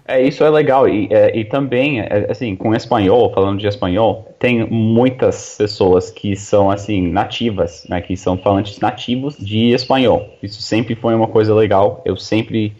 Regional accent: New York, United States; first language English; Portuguese is a second language; moved away as an adult; now in Brazil; I'm American uh, from New York

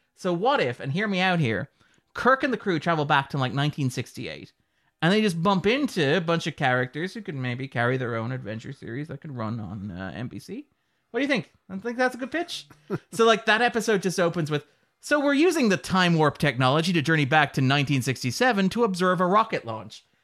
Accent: Sligo, Connacht, Ireland; we are from Sligo.

